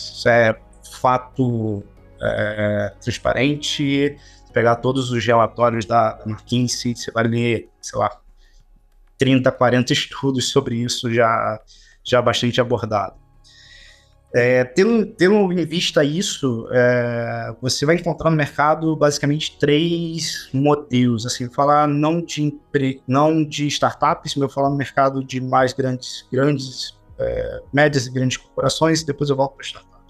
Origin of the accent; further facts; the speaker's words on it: Duque de Caxias, Rio de Janeiro, Brazil; uma delas chamada Buraco Quente, foi onde eu nasci, criado até até os 20 anos é, eu estive lá.